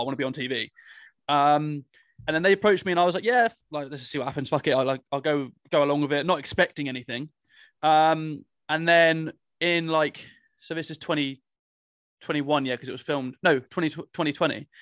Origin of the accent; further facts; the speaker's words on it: Cornwall, South West England, United Kingdom; I'm from Cornwall